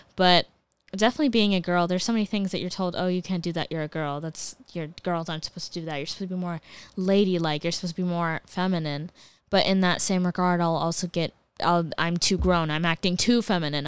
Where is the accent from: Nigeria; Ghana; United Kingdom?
Ghana; as a Ghanaian